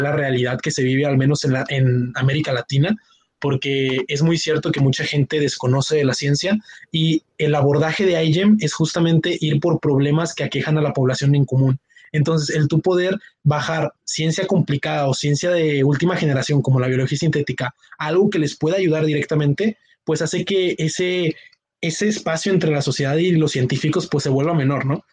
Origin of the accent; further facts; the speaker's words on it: Monterrey, Nuevo León, Mexico; yo soy de México, específicamente de la zona norte de Monterrey, Nuevo León